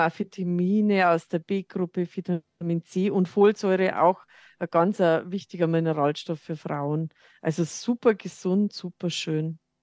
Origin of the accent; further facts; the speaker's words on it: Lower Bavaria, Germany; now in Munich, Germany; Ich komme ja aus Niederbayern, hört man vielleicht